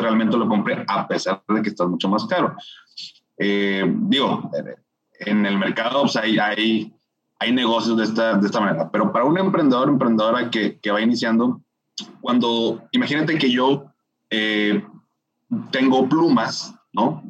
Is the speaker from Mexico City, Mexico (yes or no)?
no; Monterrey, Nuevo León, Mexico; soy regio, tengo 36 años de, de vivir aquí en, en, Monterrey